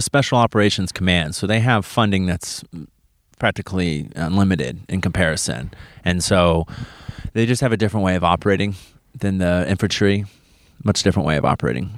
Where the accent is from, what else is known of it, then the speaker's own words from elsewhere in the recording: Wichita, Kansas, United States; moved away as an adult; Came from Wichita, Kansas. That's where I was born and raised.